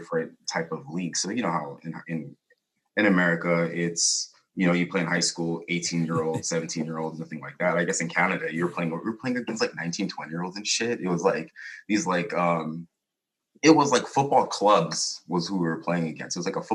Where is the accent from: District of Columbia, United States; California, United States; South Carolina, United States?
California, United States; Chula Vista; also born or lived in Oceanside, California; I was born here in California. Oceanside out here, 1985, January 7th. Grew up with my parents, split when I was 8, so then I moved down south.